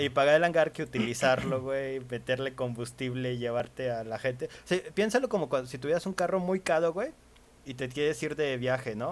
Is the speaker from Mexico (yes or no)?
yes; Mexico; como buen mexicano